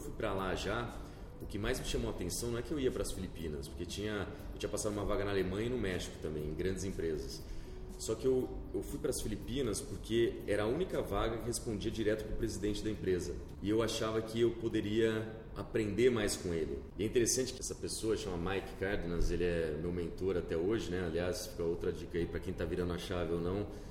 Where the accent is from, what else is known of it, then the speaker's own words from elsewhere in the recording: Campinas, São Paulo, Brazil; moved away as an adult; now in São Paulo, Brazil; acabei nascendo nessa época aqui meus dois irmãos morei seis anos aqui e mudei para Campinas então eu cresci em Campinas eu me considero campineiro na verdade né, do interior